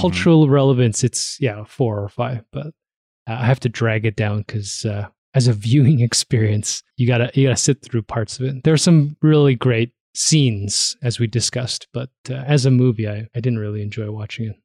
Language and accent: English; Toronto, Ontario, Canada; moved away as an adult; also born or lived in Hamilton; now in Calgary, Canada; I was growing up in Toronto